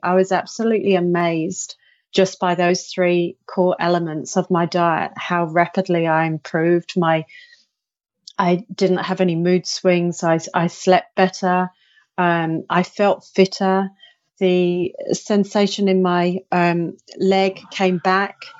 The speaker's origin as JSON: {"language": "English", "country": "United Kingdom", "said": "I'm I'm British."}